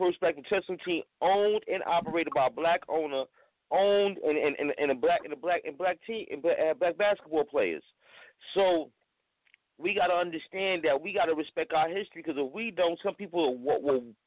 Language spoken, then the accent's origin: English; New York City, New York, United States; I'm from Harlem.